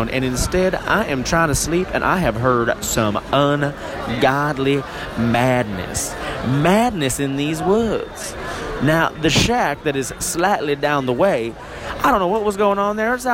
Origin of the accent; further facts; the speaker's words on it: the South, United States; now in Southern California, United States; Now, I moved up here from the South, uh, the, the, the miscellaneous South.